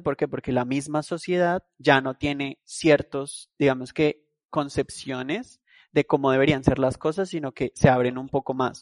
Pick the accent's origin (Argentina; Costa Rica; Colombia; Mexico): Colombia; moved away as an adult; also born or lived in London, United Kingdom / Madrid, Spain; Salí de mi país, de Colombia